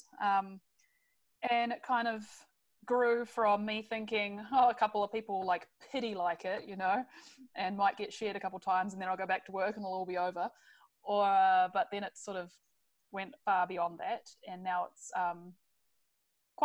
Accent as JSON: {"language": "English", "country": "New Zealand", "moved": "as an adult", "lives_now": "British Columbia, Canada", "said": "I come from New Zealand originally."}